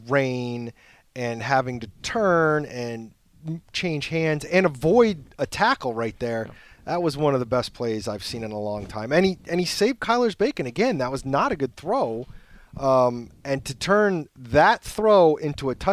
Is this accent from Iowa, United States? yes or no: no; Detroit, Michigan, United States; I'm from Detroit like you. My grandfather worked in the post office